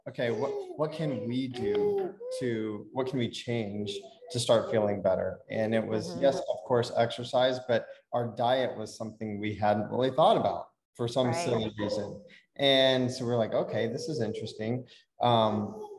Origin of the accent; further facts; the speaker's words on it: Nebraska, United States; moved away; we're from Nebraska. We're in Nebraska.